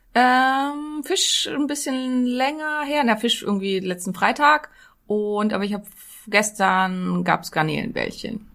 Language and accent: German; Neumünster, Schleswig-Holstein, Germany; Ich komme ja aus Neumünster, das liegt genau zwischen den Meeren